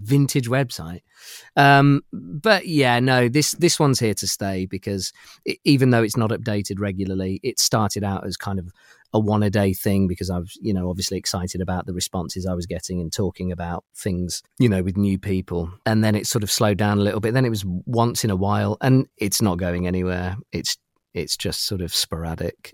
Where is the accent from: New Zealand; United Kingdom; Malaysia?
United Kingdom; accent: British; my accent is is from from the UK